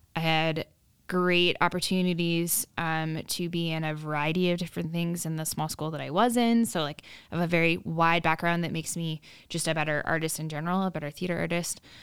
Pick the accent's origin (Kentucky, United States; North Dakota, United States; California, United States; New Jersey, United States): North Dakota, United States; rural area near Minot; born or raised there